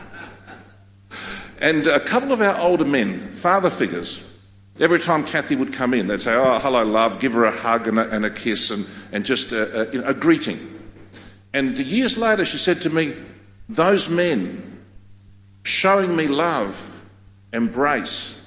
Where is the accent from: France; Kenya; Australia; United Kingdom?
Australia; first language Greek; English is a second language; I'm a Australian, born in Australia, but I'm fully Greek. That's my ethnicity. I'm not an Anglo. I'm a Greek man. And my first language was Greek.